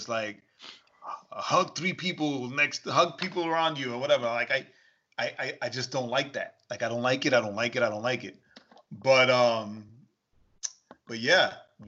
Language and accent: English; New York, United States; the church I grew up in New York